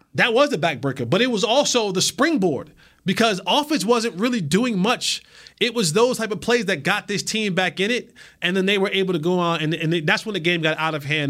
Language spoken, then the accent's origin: English; New Jersey, United States; now in Texas, United States; my home state, the Garden State.